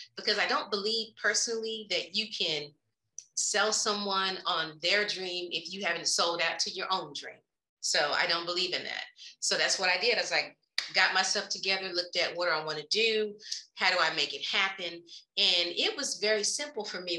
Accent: Oklahoma City, Oklahoma, United States; I am originally from Oklahoma City, not too far from Dallas

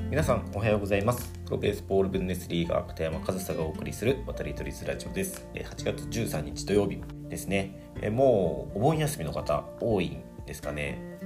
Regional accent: Fukuoka, Japan; moved away; 僕はね、あの、地元が福岡なので、福岡にいる時に

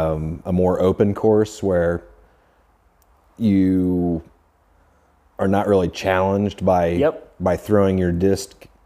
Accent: rural Indiana, United States; I'm from Indiana. Rural town.

